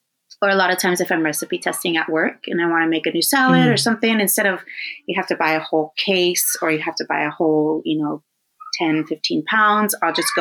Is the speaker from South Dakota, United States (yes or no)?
no; Coachella Valley, California, United States; now in Los Angeles, United States; growing up in the Coachella Valley, like everything was local